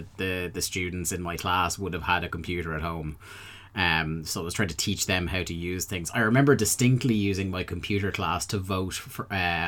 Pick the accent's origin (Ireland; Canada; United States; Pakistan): Ireland